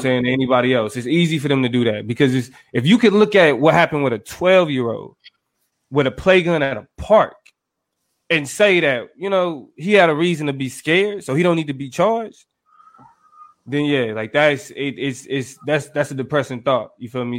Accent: Kansas City, United States; growing up in Kansas City

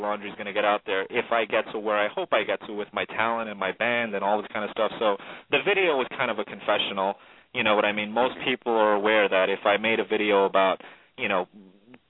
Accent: New York City, New York, United States; also born or lived in Syracuse; I was from East New York, Brooklyn

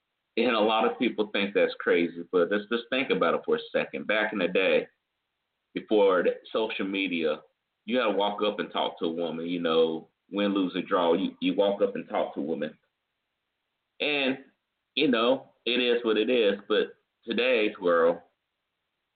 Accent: the Carolinas, United States; I come from the Carolinas, the Carolina man

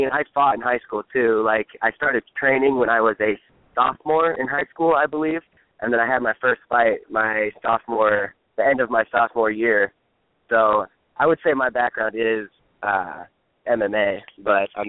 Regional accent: Nebraska, United States; moved away as an adult; I'm originally from Nebraska.

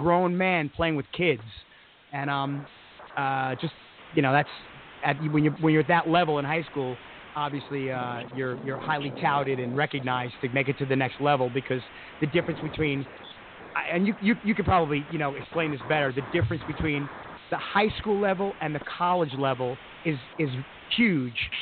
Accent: Massapequa, New York, United States; I grew up in Massapequa, blue collar neighborhood

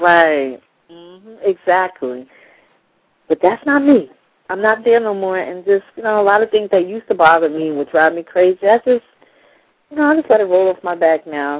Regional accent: New York City, New York, United States; growing up in New York

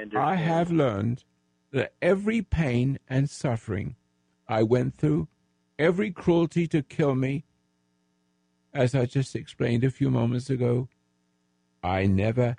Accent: England, United Kingdom; I'm an English veteran, the Royal Sussex Regiment in World War II

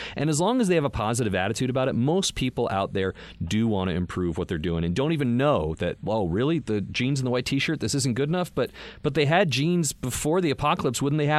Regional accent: Boston, Massachusetts, United States; accent: Boston; some of the first few jobs I got were like, yeah, but can you sound like a blue collar kind of Boston guy? I was like, oh, so I'm back to that now.

